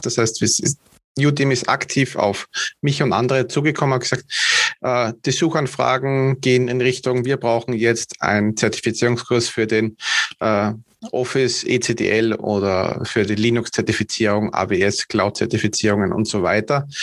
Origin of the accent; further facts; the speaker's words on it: Vienna, Austria; Also ich komme aus Österreich, direkt aus der Hauptstadt.